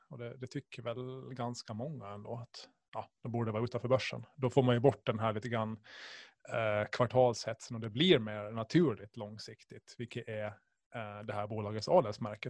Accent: Åland Islands; Ålandsfärjan förstås, som alla ålänningar

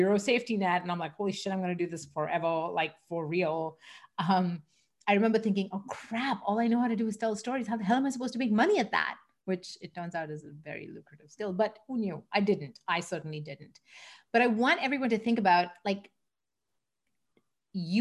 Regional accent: Mumbai, Maharashtra, India; moved away as an adult; also born or lived in London, England / Singapore; now in Canada; I grew up in Mumbai in India

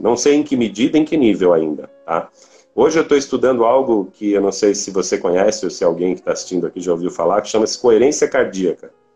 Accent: Brazil; nós aqui no Brasil

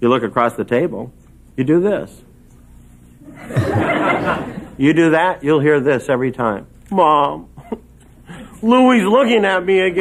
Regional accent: Minnesota, United States; moved away; I am from Minnesota.

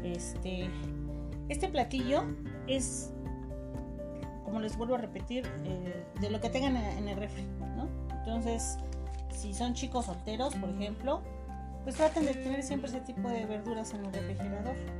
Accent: Chiapas, Mexico; en mi tierra yo soy de Chiapas

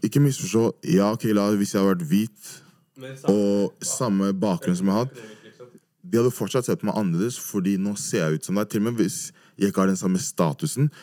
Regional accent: Oslo, Norway; jeg er fra Majorstuen

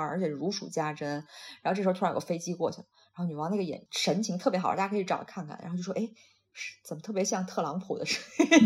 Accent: Shandong, China; moved away; 我是山东的，那我们那个其实很早以前就是每年有多少多少禁鱼期

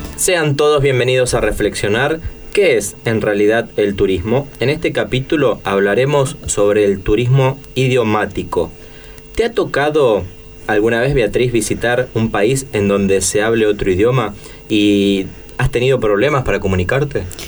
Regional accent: Argentina

